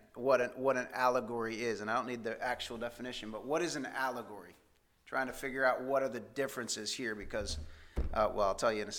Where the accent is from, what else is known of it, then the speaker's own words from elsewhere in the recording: Indiana, United States; moved away; we grew up in Indiana where there's a lot of farming.